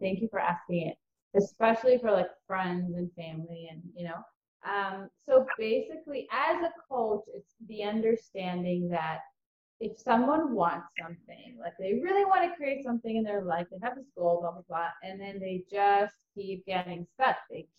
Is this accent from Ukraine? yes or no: yes; Ukraine; born there; moved away; also born or lived in Israel; So I was born in Ukraine, and my family was always really into just finding the best life for themselves. And so they decided to move from Ukraine to Israel as soon as communism allowed it.